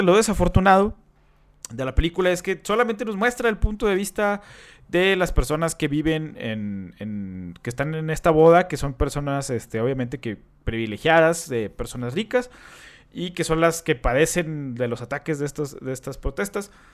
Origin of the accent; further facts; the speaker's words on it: Mexico; nosotros como mexicanos